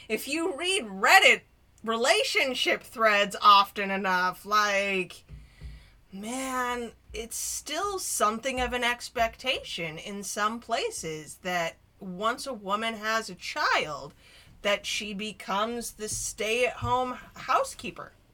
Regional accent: Denver, Colorado, United States; I grew up in Denver, so I was still in the height of busing

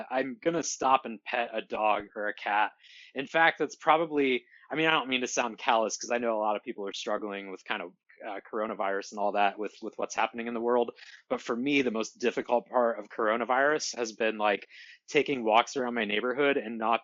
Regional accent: Ohio, United States; moved away as an adult; also born or lived in Portland, Oregon; now in Bellingham, United States; I'm originally from Ohio

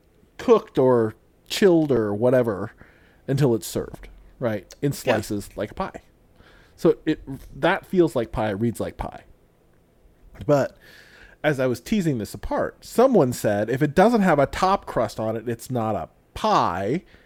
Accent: Illinois, United States; But see, I grew up in Illinois, and there's a town near where I grew up called Alton.

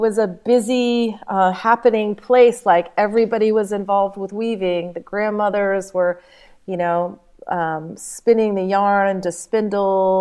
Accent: Nashville, Tennessee, United States; moved away; also born or lived in India; when I was a child, I grew up in Nashville, Tennessee

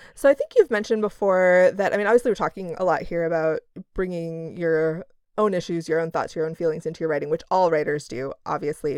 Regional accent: Midwest, United States; we're both from the Midwest

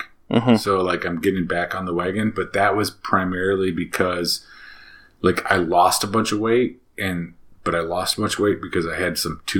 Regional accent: Midwest, United States; born or raised there

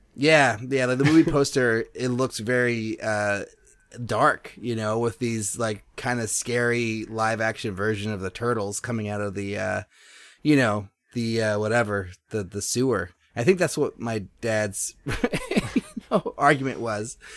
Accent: Berkeley, California, United States; I grew up in Berkeley.

